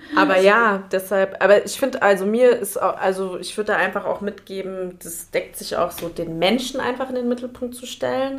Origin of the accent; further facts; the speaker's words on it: Germany; bin ich hier in Deutschland geboren und aufgewachsen